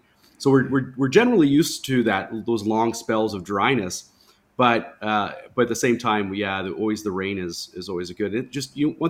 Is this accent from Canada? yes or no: yes; Canada; I grew up in Canada, so I had a lot of clients there.